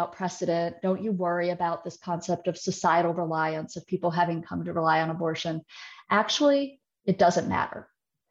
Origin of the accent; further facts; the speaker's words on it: rural West Virginia and rural Georgia, Deep South, United States; I am from the Deep South, and a lot of times I'm from very rural West Virginia and rural Georgia on the Alabama border